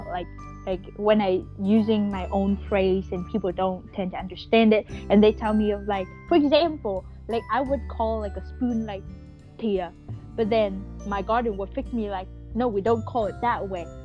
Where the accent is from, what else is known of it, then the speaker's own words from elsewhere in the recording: Hanoi, Vietnam; accent: northern Vietnamese; English is a second language; I just get that mix of my north and my southern accent, um, and I still have it now. Like, I don't think I can totally come back to my northern accent unless I live in like you know Vietnam or my hometown in Hanoi for another ten years.